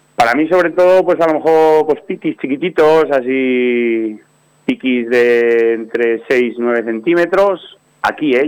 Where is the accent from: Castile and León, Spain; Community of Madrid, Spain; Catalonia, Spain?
Castile and León, Spain; Soria; de aquí de mi, de mi pueblo